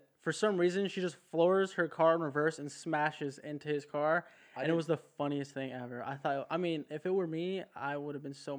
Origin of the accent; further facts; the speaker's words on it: Southern California, United States; moved away as an adult; I'm from California, Southern California.